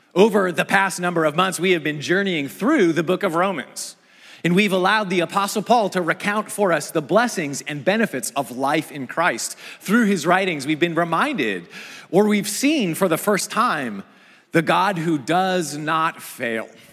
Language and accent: English; Pacific Northwest, United States; moved away; I grew up in the Pacific Northwest, in view of the mountains and close to the Pacific